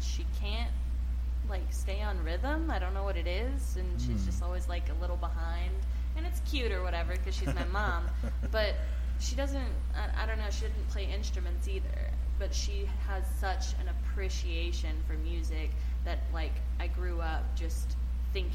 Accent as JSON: {"language": "English", "town": "Lockhart", "region": "Texas", "country": "United States", "tie": "born or raised there", "also_born_or_lived": "Austin, Texas", "said": "I was born in Austin, but raised in Lockhart"}